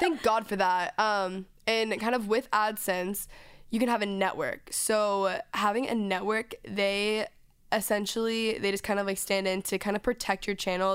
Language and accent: English; Dallas, Texas, United States; moved away; I'm from Dallas